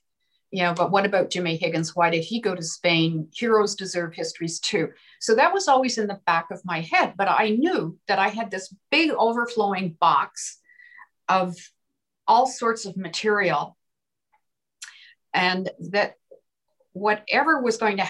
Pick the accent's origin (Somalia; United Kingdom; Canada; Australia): Canada; Peterborough, Ontario; when I was growing up in Peterborough, Ontario